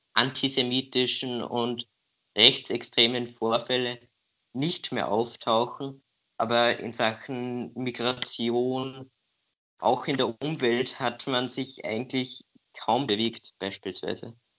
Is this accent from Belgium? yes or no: no; Austria; als, als Österreicher